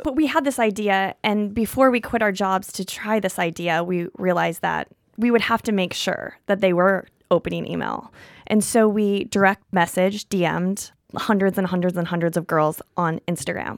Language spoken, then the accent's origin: English; Missouri, United States; now in New York, United States; I'm from a small town in Missouri